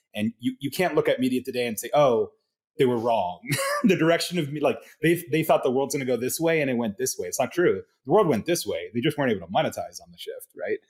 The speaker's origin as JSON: {"language": "English", "town": "Miami", "region": "Florida", "country": "United States", "tie": "born or raised there", "moved": "yes", "lives_now": "San Francisco, United States", "said": "I was raised in Miami"}